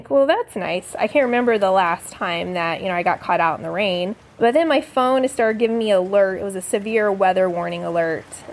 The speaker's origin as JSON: {"language": "English", "region": "Florida", "country": "United States", "moved": "yes", "lives_now": "Phoenix, United States", "said": "I'm originally from Florida"}